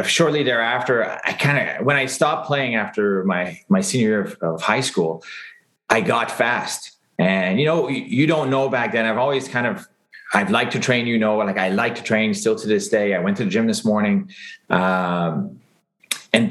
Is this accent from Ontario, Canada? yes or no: no; Longueuil, Quebec, Canada; growing up in Greenfield Park